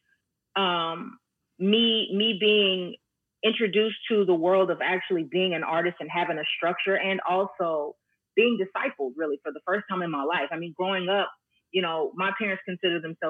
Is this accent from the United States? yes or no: yes; Dallas-Fort Worth area, Texas, United States; I was born and raised right here in the Dallas-Fort Worth area.